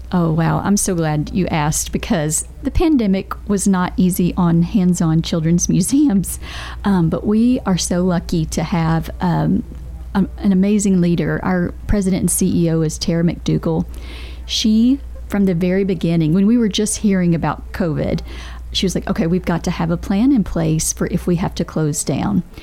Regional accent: Bedford County, Tennessee, United States; also born or lived in Rutherford County, Tennessee; I grew up in Bedford County where we did not have a lot of resources like we do here in Rutherford County

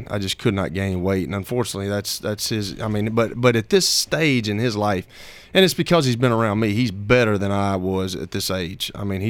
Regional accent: Shelbyville, Tennessee, United States; I'm from Shelbyville.

